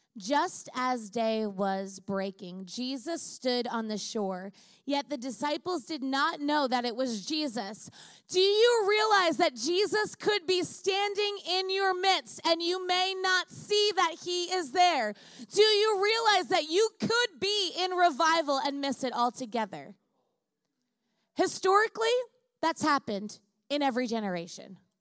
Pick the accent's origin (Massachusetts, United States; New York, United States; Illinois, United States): New York, United States; Long Island; now in California, United States; I grew up in Long Island, so I know the Jewish community very well.